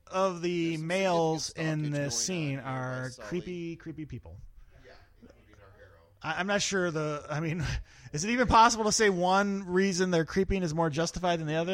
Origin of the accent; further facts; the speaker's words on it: India; I'm Indian, right?